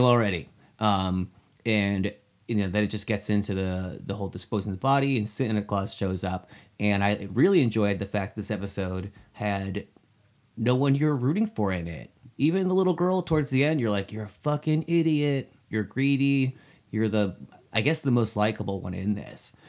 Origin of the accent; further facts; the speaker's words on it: New Hampshire, United States; my, uh, childhood hometown in New Hampshire